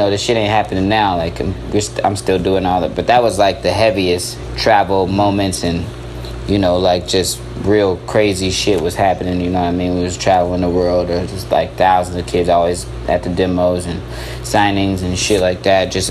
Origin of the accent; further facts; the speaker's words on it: Colorado Springs / Denver, United States; I'm from Colorado Springs, but at the same time I kind of grew up in Denver as well. Like, since I was a kid